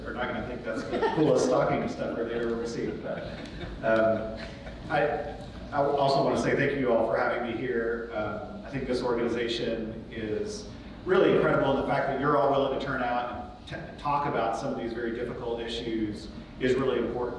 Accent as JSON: {"language": "English", "region": "Indiana", "country": "United States", "said": "Indiana's Farm Bureau here in my home state."}